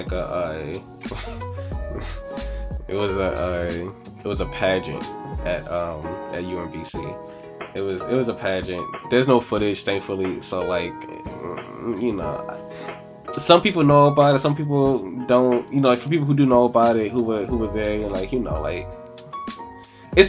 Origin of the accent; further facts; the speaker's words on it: Baltimore, Maryland, United States; I'm from Baltimore. Born here, moved away for a little bit as a kid, and have been back in Baltimore pretty much since I was like four or five, like this is home.